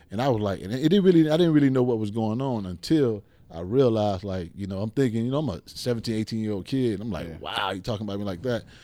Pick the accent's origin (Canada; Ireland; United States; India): United States; Miami, Florida; growing up in Liberty City, man. Growing up in the hood, you know, I was raised by both of my parents.